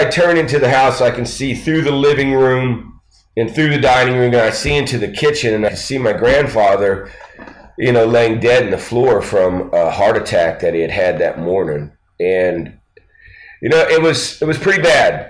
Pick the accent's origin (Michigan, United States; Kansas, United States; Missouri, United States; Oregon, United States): Missouri, United States; Poplar Bluff; also born or lived in Lawton, Oklahoma; we moved from Lawton, Oklahoma to Poplar Bluff, Missouri, and really that's where I grew up